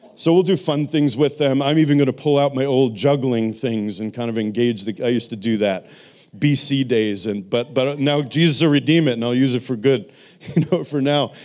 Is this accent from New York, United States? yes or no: yes; New York City, New York, United States; moved away; I'm from New York City